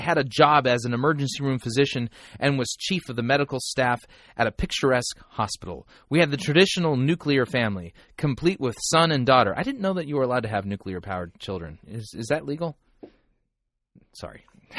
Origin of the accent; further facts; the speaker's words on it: Mid-Atlantic, United States; I grew up in the Mid-Atlantic area.